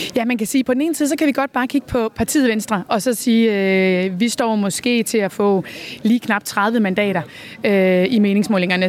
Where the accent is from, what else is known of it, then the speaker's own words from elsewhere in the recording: West Jutland, Central Denmark Region, Denmark; accent: West Jutlandic; det kan du måske høre på mit accent. Jeg er fra Vestjylland og har altid, øh, altid boet her